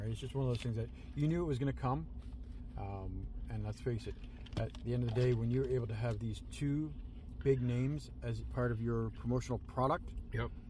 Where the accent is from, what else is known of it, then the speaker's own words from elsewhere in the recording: Canada; Cana- being Canadian proud, we are certainly happy that.